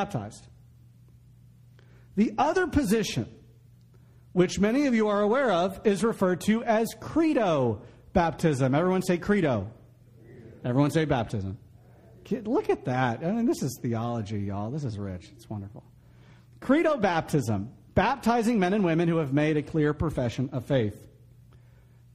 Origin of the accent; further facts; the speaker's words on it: Florida, United States; growing up in Florida, I grew up in the 90s.